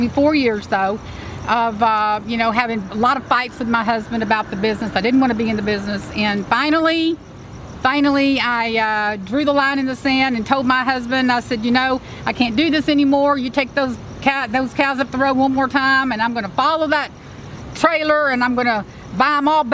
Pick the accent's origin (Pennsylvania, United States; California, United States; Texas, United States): Texas, United States; Houston; I'm a city girl. You know, I wasn't raised on the ranch. Mm-hmm. I was raised in Houston